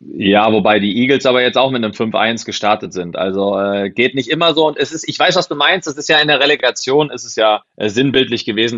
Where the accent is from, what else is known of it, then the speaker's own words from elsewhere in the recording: Schrecksbach, Hesse, Germany; moved away as an adult; also born or lived in Alsfeld / Paderborn; now in Neukirchen, Germany; Nicht in Schrecksbach geboren, geboren in Alzfeld, weil es da ein Krankenhaus gibt. In Schrecksbach mhm. gibt es keins, aber in Schrecksbach wohlbehütet aufgewachsen